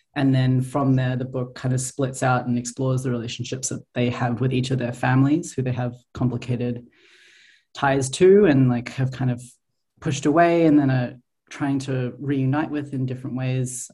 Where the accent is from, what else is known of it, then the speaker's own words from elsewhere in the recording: Australia; moved away as an adult; now in Montreal, Canada; I grew up in Australia